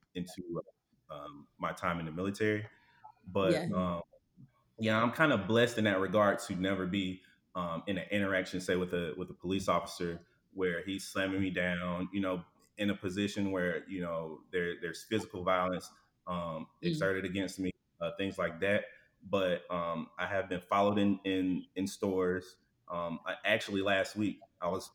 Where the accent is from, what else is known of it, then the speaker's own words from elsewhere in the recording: Alabama, United States; moved away as an adult; now in Houston, United States; I was born and raised in Alabama